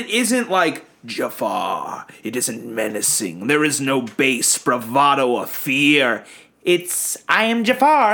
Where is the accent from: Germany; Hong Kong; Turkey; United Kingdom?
Turkey; I am from Turkey